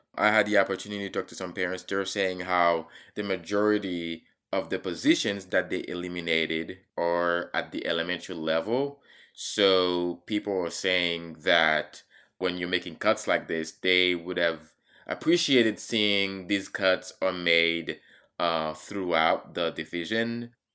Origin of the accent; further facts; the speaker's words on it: Haiti; now in Charlottesville, United States; growing up in Haiti and surviving a coup d'etat